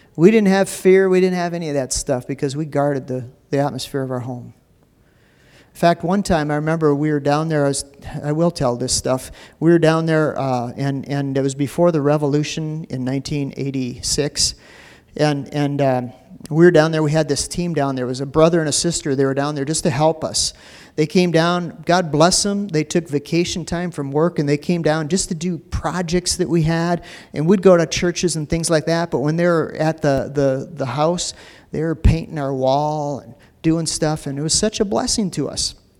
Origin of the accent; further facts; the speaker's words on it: United States; also born or lived in Minneapolis; Being an American